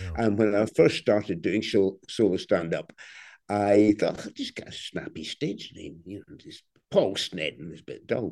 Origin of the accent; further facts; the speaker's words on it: Glasgow, Scotland, United Kingdom; I'm already 62 and I'm from Glasgow